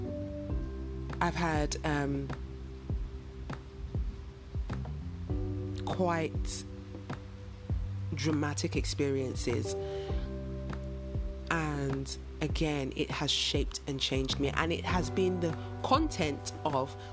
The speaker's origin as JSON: {"language": "English", "country": "United Kingdom", "tie": "born or raised there", "also_born_or_lived": "London", "moved": "as an adult", "lives_now": "West Africa", "said": "I am of Nigerian heritage, so my parents are Nigerian, although I was born in the UK and I've lived all of my life in the UK"}